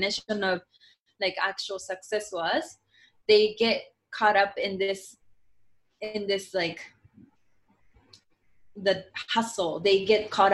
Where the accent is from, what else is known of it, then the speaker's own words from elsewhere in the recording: Japan; English is a second language; I was born and raised in Japan